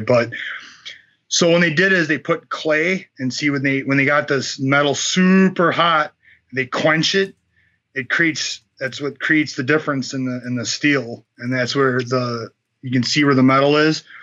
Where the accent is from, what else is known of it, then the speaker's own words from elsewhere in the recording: United States; as an American fighter